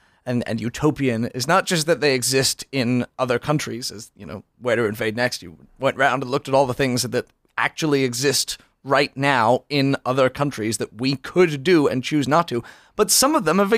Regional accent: United Kingdom; now in United States; I was born in Britain.

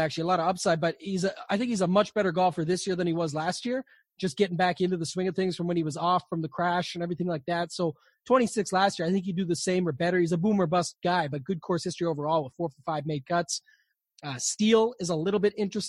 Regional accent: Canada; I'm Canadian

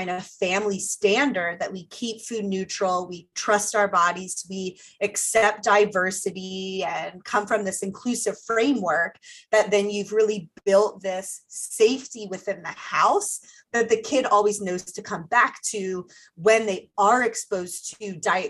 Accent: Ohio, United States; I'm from Ohio

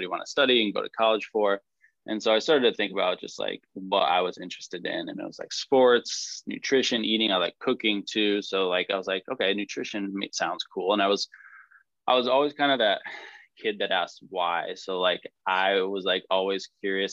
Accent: Suffield, Connecticut, United States; I grew up in Su- Suffield, Connecticut

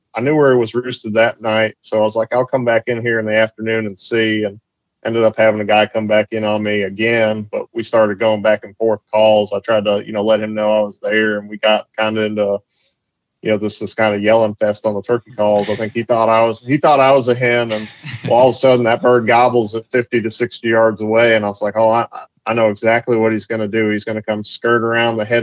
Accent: Massachusetts, United States; moved away as an adult; also born or lived in Maine / South Georgia / Florida; now in Arkansas, United States; I grew up in Massachusetts on the coast

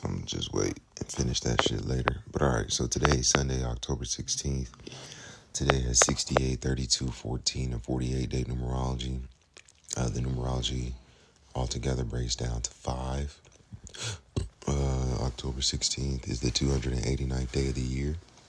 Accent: Georgia, United States; born or raised there

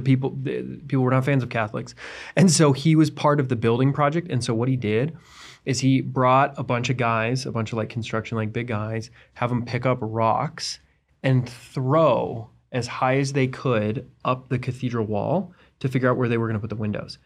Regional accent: United States; I am an American. I was, I was brought up here

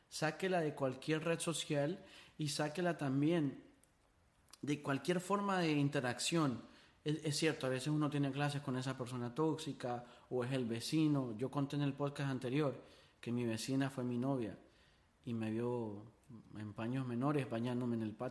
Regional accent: Honduras; Yo, yo cuando me mudé de Honduras se me olvidó la gente.

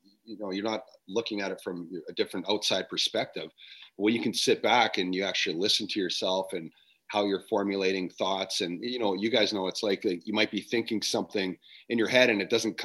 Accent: Canada; I'm from Canada

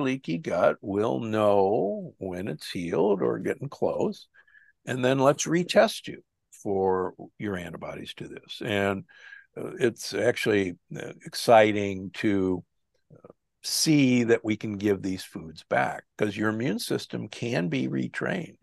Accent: Omaha, Nebraska, United States; I was raised in Omaha, Nebraska

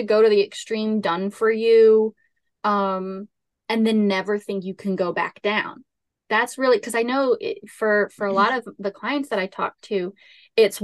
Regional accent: Southern Louisiana, United States; I grew up in Southern Louisiana.

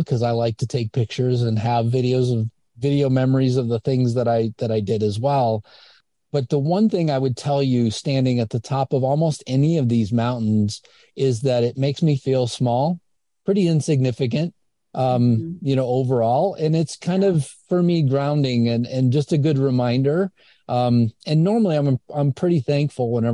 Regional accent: Indiana, United States; I'm a kid from Indiana

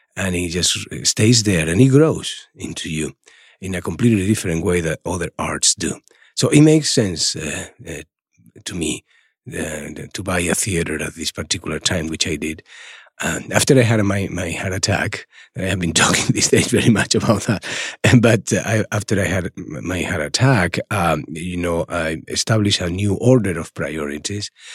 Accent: Málaga, Andalusia, Spain; English is a second language; moved away as an adult; also born or lived in Madrid; in Málaga, in my hometown, there was literally nothing

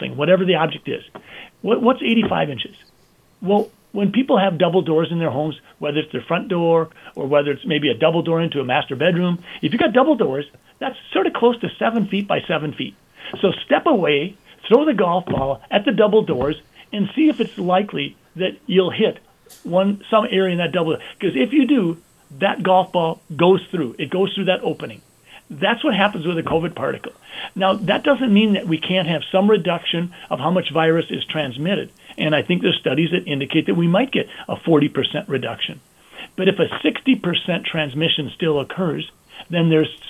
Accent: Sleepy Eye, Minnesota, United States; I'm a guy from Sleepy Eye who's been practicing medicine for 35 years

